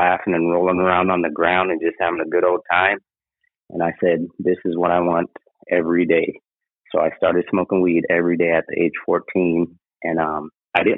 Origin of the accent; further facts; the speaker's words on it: Anchorage, Alaska, United States; also born or lived in California; Born and raised in Anchorage, Alaska. Lived up here most all my life.